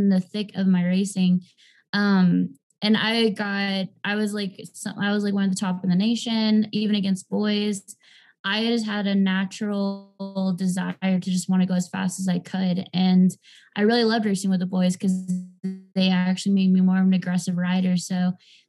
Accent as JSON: {"language": "English", "region": "Southern California", "country": "United States", "said": "I'm originally from Southern California"}